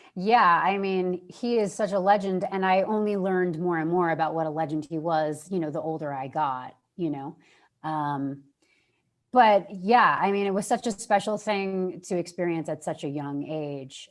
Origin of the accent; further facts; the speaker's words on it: New York, United States; moved away as an adult; I'm from New York. I love it there